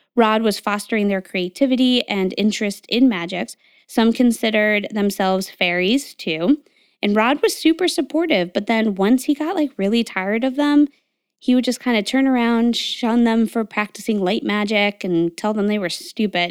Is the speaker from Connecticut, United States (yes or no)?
yes; Connecticut, United States; I grew up in Connecticut